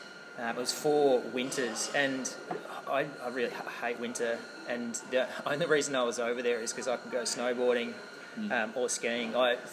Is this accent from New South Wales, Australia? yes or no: yes; Albury, New South Wales, Australia; I grew up in Albury.